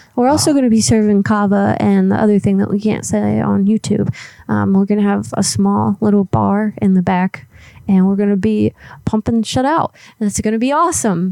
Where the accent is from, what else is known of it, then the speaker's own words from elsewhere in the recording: Florida, United States; moved away; where I grew up in Florida